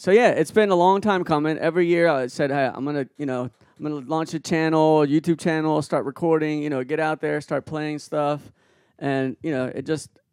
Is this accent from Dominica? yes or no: no; Peru; moved away; I was born in Peru and I speak fluent Spanish